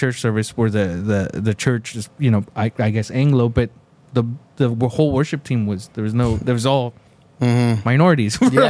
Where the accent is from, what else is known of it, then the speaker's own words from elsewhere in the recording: United States; I am an American. I was born here.